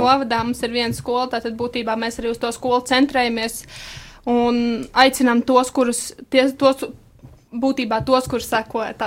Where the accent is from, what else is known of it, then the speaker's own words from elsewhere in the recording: Rūjiena, Valmiera Municipality, Latvia; mēs nākam no Rujens